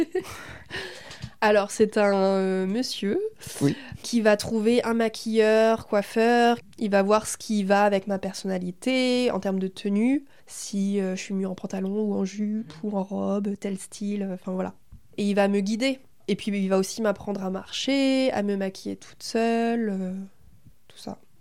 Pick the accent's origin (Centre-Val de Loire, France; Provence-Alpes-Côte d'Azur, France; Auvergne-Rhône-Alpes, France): Centre-Val de Loire, France; Berry; also born or lived in Thailand; Je suis née en Thaïlande parce que ma mère est thaïlandaise. Mais je suis dans le Berry depuis que j'ai un an et demi. J'ai fait toute ma scolarité ici. Donc, euh, bah voilà, je suis berrichonne